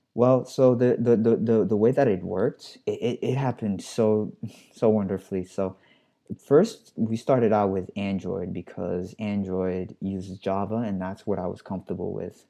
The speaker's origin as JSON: {"language": "English", "town": "New York City", "region": "New York", "country": "United States", "said": "I'm a New Yorker. I'm from the Bronx"}